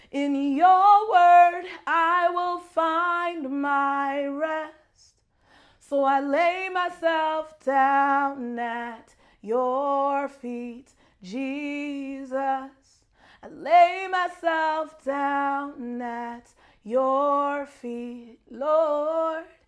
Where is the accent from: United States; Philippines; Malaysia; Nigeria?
Nigeria; I'm Nigerian